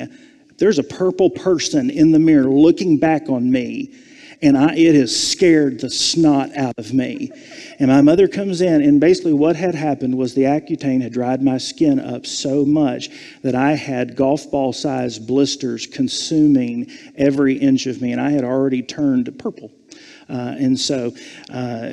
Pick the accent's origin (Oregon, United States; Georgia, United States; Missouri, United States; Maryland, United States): Georgia, United States; Savannah; I was born and raised in Savannah, Georgia